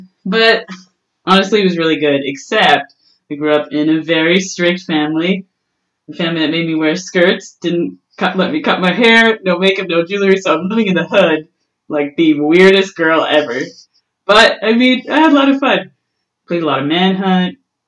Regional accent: Winnipeg, Manitoba, Canada; Like, I really like to hang out with people, and I think that's really what the North End is.

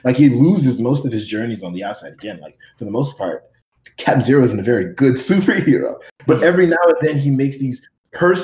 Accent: Miami, Florida, United States; growing up in Miami

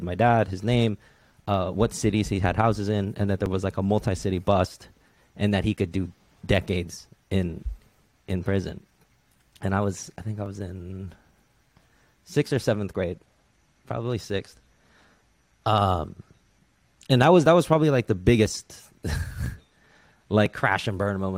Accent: Redwood City, California, United States; So I, I, definitely say I grew up in Redwood City because that's where I went to middle school.

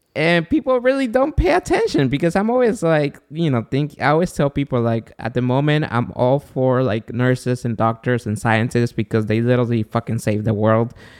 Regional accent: Guatemala; moved away; I'm from Guatemala

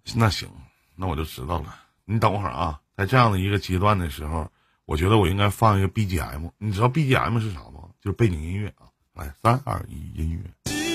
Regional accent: Northeast China, China; accent: Northeastern Mandarin; 我是东北人啊，我不知道我说东北话你能不能听明白

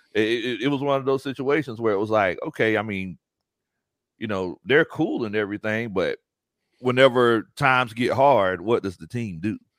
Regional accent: near Savannah, Georgia, United States; moved away as an adult; now in Atlanta, United States; I'm not originally from Atlanta. I'm from near Savannah, Georgia

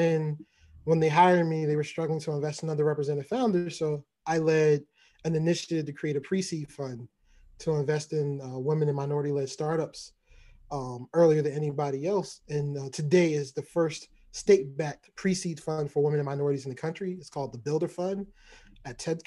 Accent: Baltimore, Maryland, United States; I'm from Baltimore, where I'm based out of now.

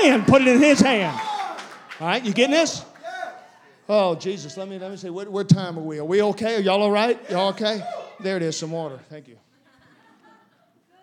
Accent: South Louisiana, United States; I'm from South Louisiana.

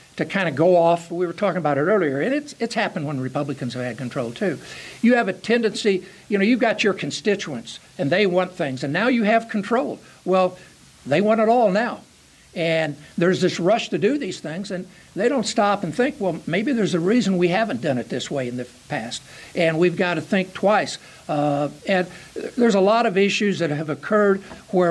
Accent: Charleston, Illinois, United States; I grew up in Charleston, Illinois

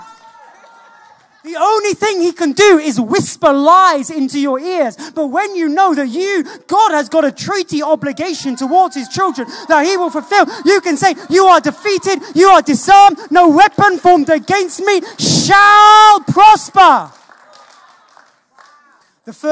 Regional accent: United Kingdom; we're British.

